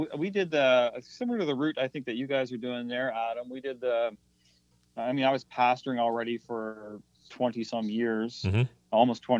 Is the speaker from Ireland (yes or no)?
no; the Maritimes, Canada; It's very different than what I grew up with in the Maritimes, very different than what my wife knew as well.